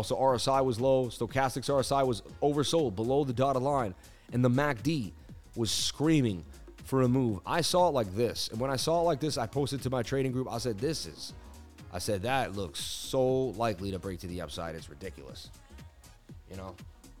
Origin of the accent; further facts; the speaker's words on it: Queens, New York, United States; I grew up in Queens, you know, it is what it is, and I buy every real estate.